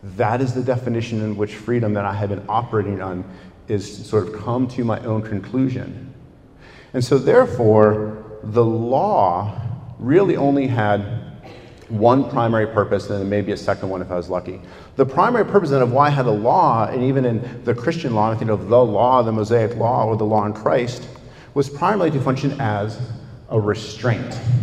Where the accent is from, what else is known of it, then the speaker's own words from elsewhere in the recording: United States; as an American